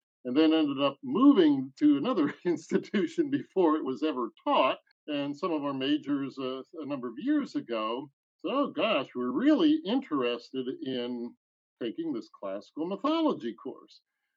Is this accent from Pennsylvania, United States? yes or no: yes; Bethlehem, Pennsylvania, United States; now in Fayetteville, United States; born in Bethlehem